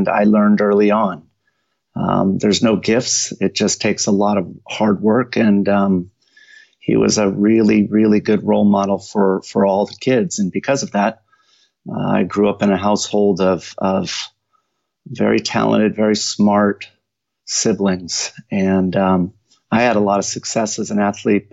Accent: Mountain View, California, United States; moved away as an adult; now in Tennessee, United States; I was born in Mountain View, California

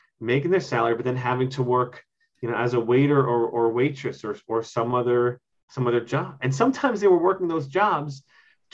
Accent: Mitchell-Lama housing, New York, United States; I grew up in Mitchell-Lama housing

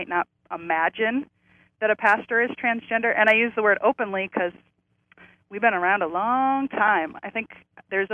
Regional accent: South Dakota, United States; moved away; also born or lived in Berkeley; I grew up in South Dakota

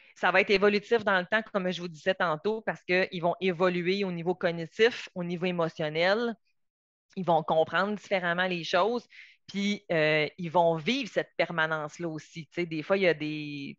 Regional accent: Quebec, Canada; moved away as an adult; also born or lived in Montreal; moi, je viens du Saguenay, Lac-Saint-Jean.

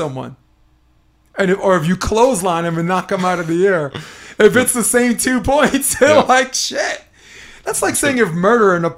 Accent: New York City, New York, United States; the house I grew up in Brooklyn

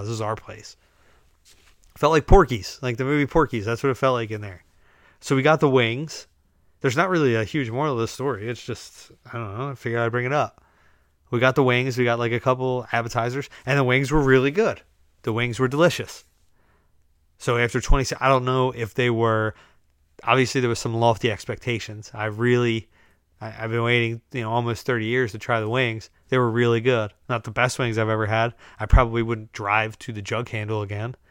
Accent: United States; We're just Americans.

